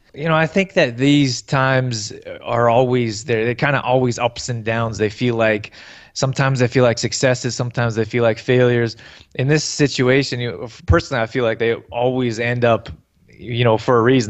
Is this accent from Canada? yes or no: yes; Canada; I grew up here in Canada